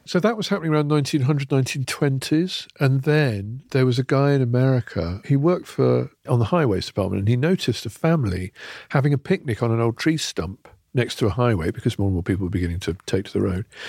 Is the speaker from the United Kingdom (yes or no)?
yes; near Charleston, Northamptonshire, East Midlands, United Kingdom; When I was a kid, I grew up near Charleston, Northamptonshire